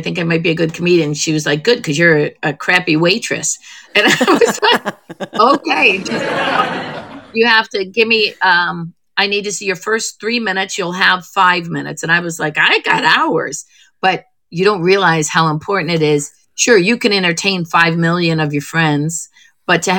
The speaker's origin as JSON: {"language": "English", "town": "Perry", "region": "Ohio", "country": "United States", "tie": "born or raised there", "moved": "yes", "said": "Cleveland, a little suburb of Cleveland, a little town called Perry, Ohio. It's where I filmed my last special. I went back to my old high school"}